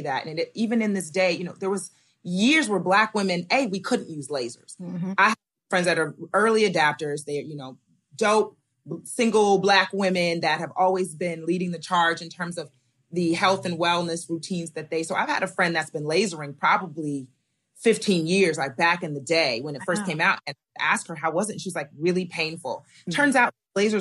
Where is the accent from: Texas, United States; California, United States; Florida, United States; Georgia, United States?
California, United States; Diamond Bar; I grew up in Diamond Bar, California.